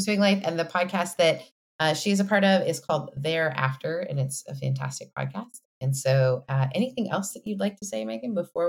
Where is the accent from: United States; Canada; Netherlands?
Canada; I come from a very high consent driven background as a Canadian, like that. We were learning consent when I was in middle school.